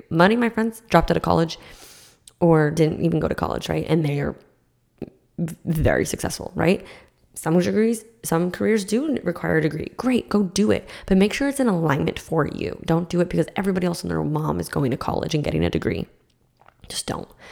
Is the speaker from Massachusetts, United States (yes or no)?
yes; Massachusetts, United States; now in Florida, United States; So I grew up in Massachusetts